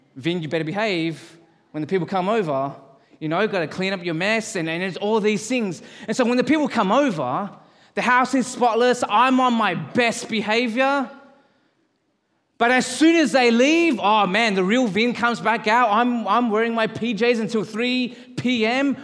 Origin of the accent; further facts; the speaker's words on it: Australia; moved away as an adult; now in Calgary, Canada; Born and raised in Australia.